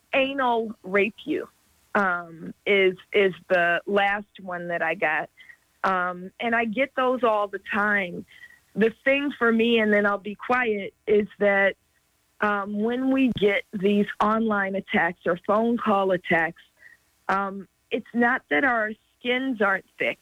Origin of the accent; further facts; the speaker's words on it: Oakland, California, United States; now in Los Angeles, United States; I'm in Los Angeles, but I'm from Oakland